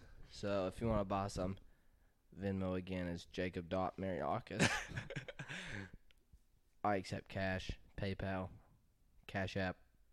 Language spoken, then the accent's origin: English; Chattanooga, Tennessee, United States; I was born in Erlanger.